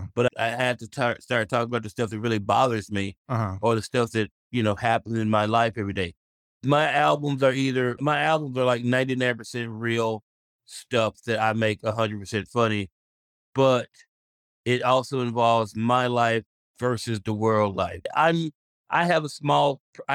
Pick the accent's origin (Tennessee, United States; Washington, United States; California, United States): Tennessee, United States; Memphis; I'm from Memphis